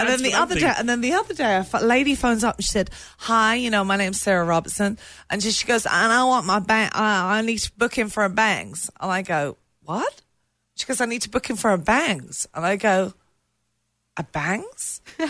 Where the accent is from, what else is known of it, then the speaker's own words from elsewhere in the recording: England, United Kingdom; moved away; I'm terribly sorry, but I'm from England.